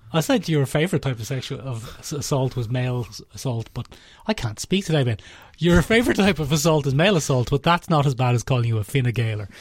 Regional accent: Ireland; We're all Irish

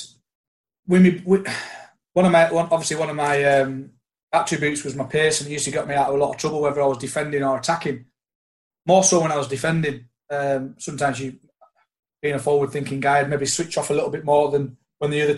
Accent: the Lakes, North West England, United Kingdom; I was from the Lakes

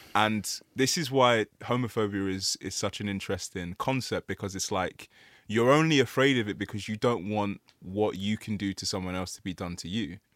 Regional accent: Nigeria; we're Nigerian

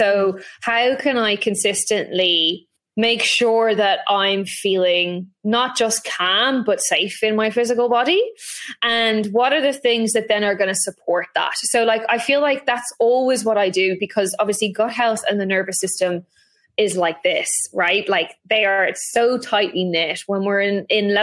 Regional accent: Ireland; I grew up in Ireland

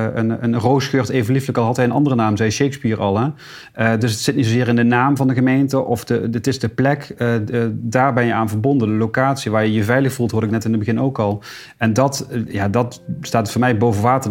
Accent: Deurne, North Brabant, Netherlands; geboren getogen tegenover Museum de Wieker

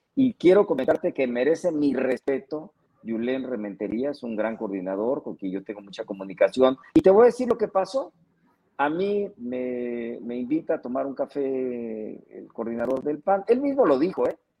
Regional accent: Guerrero, Mexico; Soy guerrerense

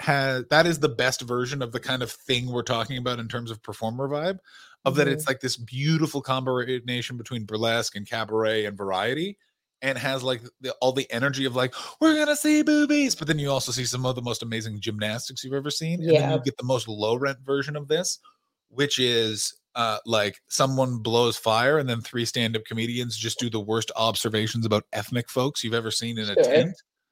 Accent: Canada; now in Belgium; I'm a Canadian and I live in rural Belgium and I promote stand-up comedy.

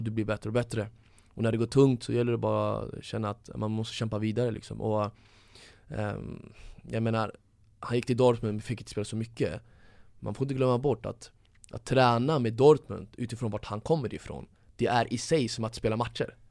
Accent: Stockholm, Stockholm County, Sweden; Jag växte upp i Tensta som är ungefär som, som Husby

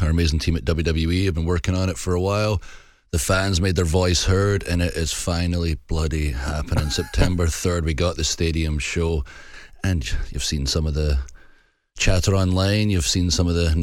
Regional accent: Scotland, United Kingdom; I'm so Scottish

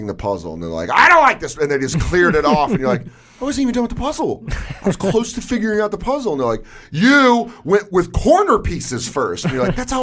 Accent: Denver, Colorado, United States; moved away as an adult; now in New York City, United States; I'm from Denver

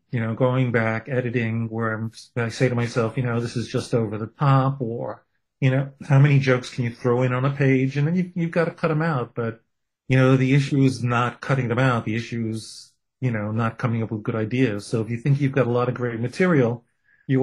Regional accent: New York City, New York, United States; I'm a kid from Brooklyn, from a, you know, with a Jewish heritage

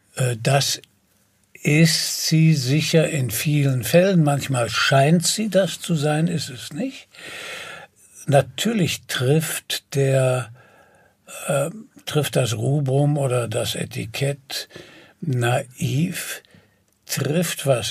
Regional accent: Germany; als Europäer und als Deutsche

